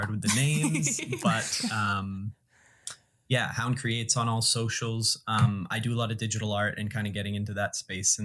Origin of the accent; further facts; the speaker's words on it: Boston, Massachusetts, United States; moved away as an adult; now in Salt Spring Island, Canada; I came from Boston and so much of my life was hustle, bustle, and kind of putting on a front, but like just chaos, honestly, controlled chaos from where I'm from